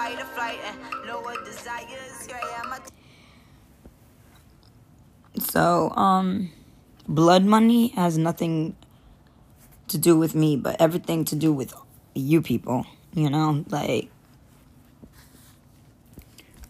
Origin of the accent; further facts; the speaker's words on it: Khambhat, Gujarat, India; I was born on November 1st, 1986 in Cambay, India.